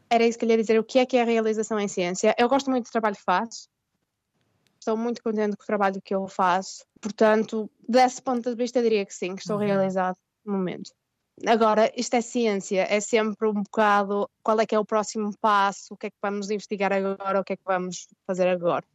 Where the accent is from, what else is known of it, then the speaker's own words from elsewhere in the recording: Porto area, Porto District, Portugal; moved away as an adult; also born or lived in Germany / Washington DC, United States; now in England, United Kingdom; Eu, venho do Porto, mas não venho do centro do Porto, venho de uma das cidades pequenas fora do Porto, onde também não havia muita gente